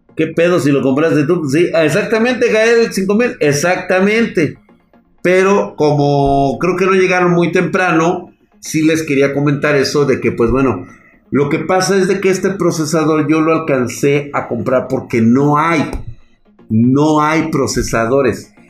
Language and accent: Spanish; Mexico; yo soy mexicano